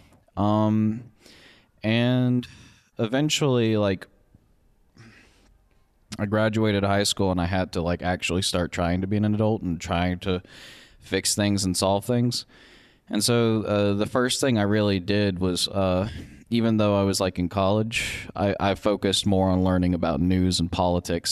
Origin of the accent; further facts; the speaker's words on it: West Monroe, Louisiana, United States; moved away as an adult; now in Vermont, United States; I'm from where they're from